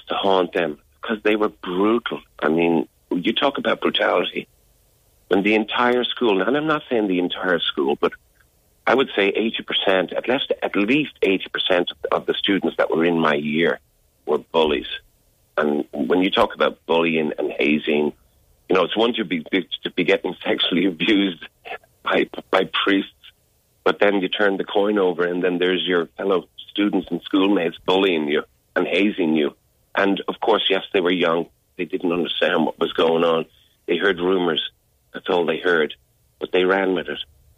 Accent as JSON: {"language": "English", "town": "Dublin", "region": "Leinster", "country": "Ireland", "tie": "born or raised there", "also_born_or_lived": "Chicago / Clondalkin", "said": "I was born in Chicago, but I was raised in Dublin. I only lived in Chicago for a month."}